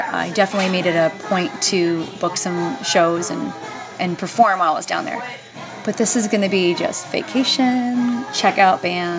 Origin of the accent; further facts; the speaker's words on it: Clay, New York, United States; Clay, New York.